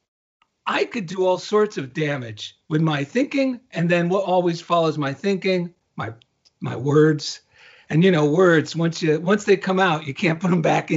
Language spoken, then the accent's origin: English; New Jersey, United States; now in Culver City, United States; I'm from New Jersey and it sounds like journal